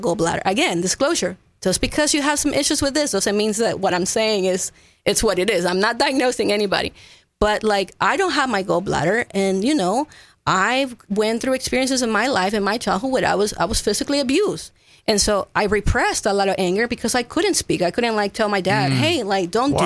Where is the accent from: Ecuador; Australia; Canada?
Ecuador; English is a second language; also born or lived in Florida / Fredericksburg, Texas; now in Kerrville, United States; I'm not from here. I was born and raised in Ecuador